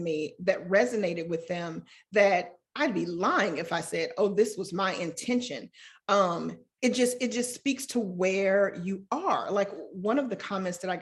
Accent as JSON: {"language": "English", "town": "Chicago", "region": "Illinois", "country": "United States", "tie": "born or raised there", "also_born_or_lived": "Stanford, California", "moved": "as an adult", "said": "I am from Chicago. We moved around. We were always on the South Side, moved around a few times, but I think I probably identify home most as the Auburn Gresham neighborhood"}